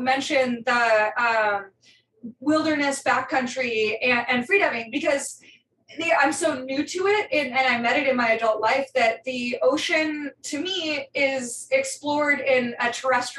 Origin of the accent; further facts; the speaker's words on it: Northern California, United States; I grew up in Northern California